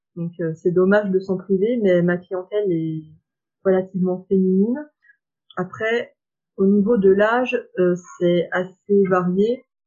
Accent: Saône-et-Loire, Bourgogne-Franche-Comté, France; moved away as an adult; now in Lyon, France; je viens de Saône-et-Loire et je suis venue à Lyon donc euh, pour faire mes études

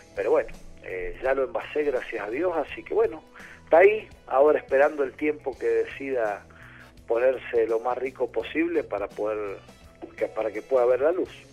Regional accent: Media Agua, San Juan, Argentina; moved away; also born or lived in Salta; yo nací en Mediagua, en San Juan, en medio de un viñedo

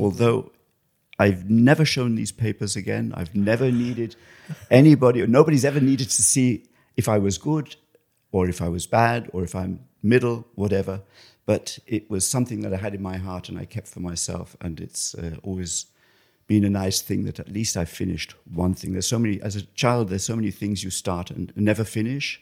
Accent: England, United Kingdom; also born or lived in Düsseldorf, Germany; now in Cologne, Germany; originally I'm from England, and I live in Germany now in Cologne

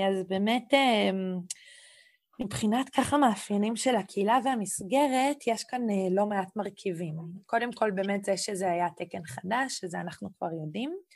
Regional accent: Catalonia, Spain; Hebrew is a second language; now in Israel; ופתאום פה אני ספרדיה, קטלונית, יהודייה. כלומר, יש פה איזשהו משולש שאני כל הזמן צריכה ככה לנוע בתוכו

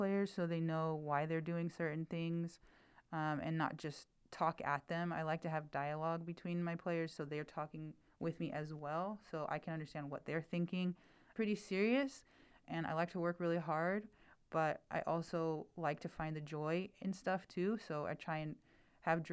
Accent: Fresno, California, United States; moved away as an adult; also born or lived in Bay Area, California; I'm from Fresno, California, okay. But I'm sort of from two places because now I've been living in the Bay Area for about 20 years

